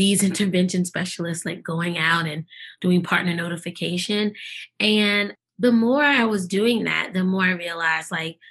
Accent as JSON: {"language": "English", "town": "New York City", "region": "New York", "country": "United States", "also_born_or_lived": "Eastern North Carolina", "accent": "Brooklyn", "moved": "yes", "said": "I'm always going to keep my Brooklyn roots. And if you make me angry enough, you will hear the Brooklyn accent."}